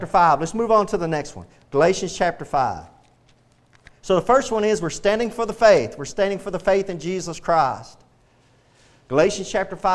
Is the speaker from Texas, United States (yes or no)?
yes; Texas, United States; I love being a Texan